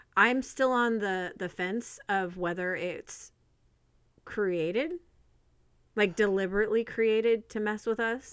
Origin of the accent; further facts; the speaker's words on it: California, United States; moved away; also born or lived in Arizona / Oregon; I grew up in California, and then moved to Arizona